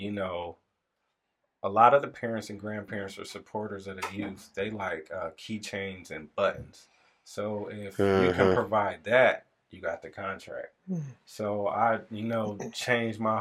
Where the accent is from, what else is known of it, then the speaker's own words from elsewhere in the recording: Lorain, Ohio, United States; now in Elyria, United States; I grew up in Lorain. Now we live in Elyria